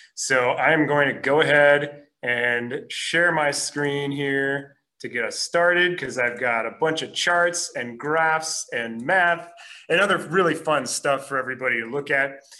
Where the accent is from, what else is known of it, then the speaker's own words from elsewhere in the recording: Minneapolis, Minnesota, United States; moved away as an adult; now in Los Angeles, United States; I'm originally from Minneapolis